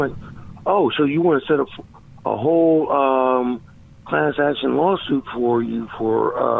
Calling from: Philadelphia, Pennsylvania, United States; from Philly.

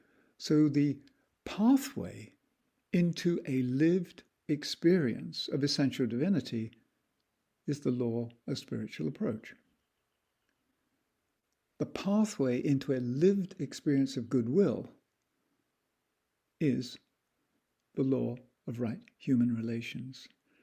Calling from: Ojai, California, United States; I'm participating from Meditation Mount in Ojai, Southern California.

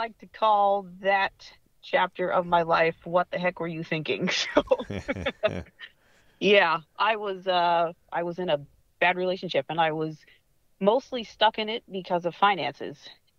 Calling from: Patuxent River, Maryland, United States; So I'm actually joining you from Southern Maryland, specifically Patuxent River. There's a naval base down here, and I work for Boeing.

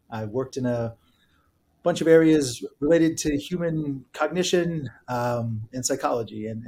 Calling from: Princeton, New Jersey, United States; I'm calling in from my office in Princeton, Princeton, New Jersey.

